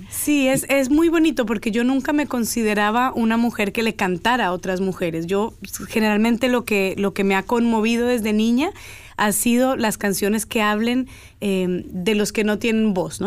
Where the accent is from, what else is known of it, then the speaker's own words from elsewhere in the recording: Cali, Valle del Cauca, Colombia; moved away; also born or lived in Girardot, Colombia / United States; Viví un año de mi vida en Girardot, crecí en Cali